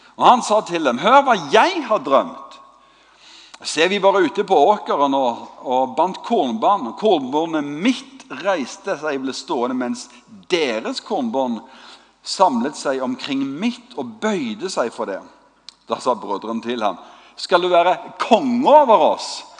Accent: Stavanger, Rogaland, Norway; Vi er fra Stavanger

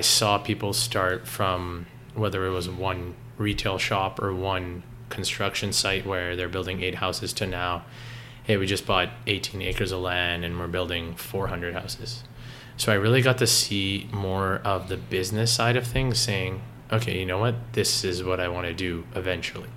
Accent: Richmond Hill, Ontario, Canada; growing up in Toronto, it wasn't anything like that. I grew up in Richmond Hill

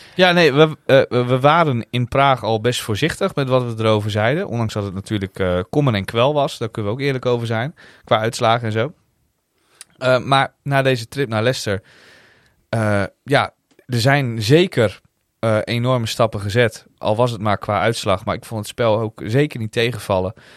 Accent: Netherlands; wij uit Nederland kwamen

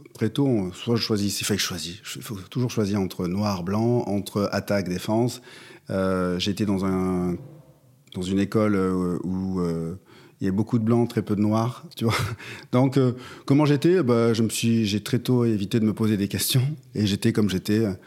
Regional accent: Pau, Nouvelle-Aquitaine, France; moved away as an adult; also born or lived in Paris / Marseille; Je viens de Pau, petite ville euh, du sud-ouest

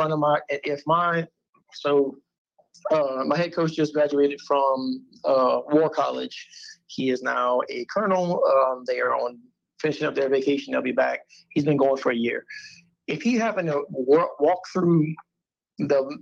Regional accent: the South, United States; I'm definitely from the South

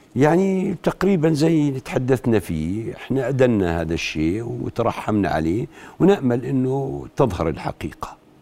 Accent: Jordan

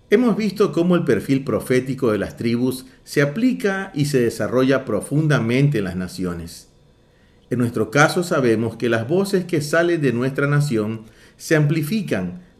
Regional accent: Ecuador; como ecuatorianos hemos visto que hay una falencia que es el miedo al hombre

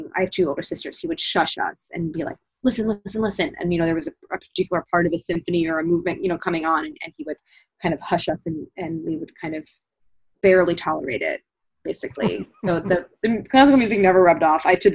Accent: St. Louis, Missouri, United States; now in Philadelphia, United States; as a kid growing up in St. Louis

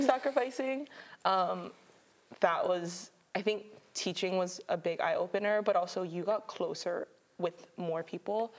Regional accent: Mililani, Hawaii, United States; moved away as an adult; now in Oregon, United States; I'm from Mililani, Oahu

